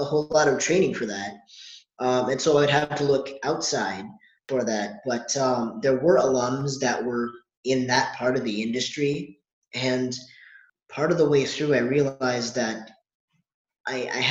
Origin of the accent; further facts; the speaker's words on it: Maryland, United States; I was born and raised here in Maryland